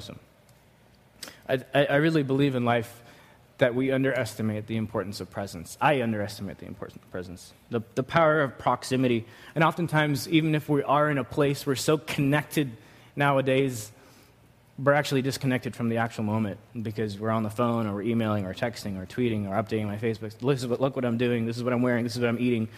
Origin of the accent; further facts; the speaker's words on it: New York, United States; growing up in New York